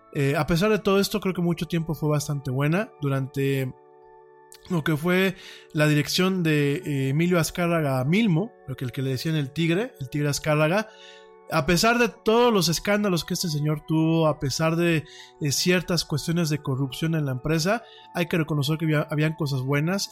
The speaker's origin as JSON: {"language": "Spanish", "country": "Mexico", "said": "en mi país"}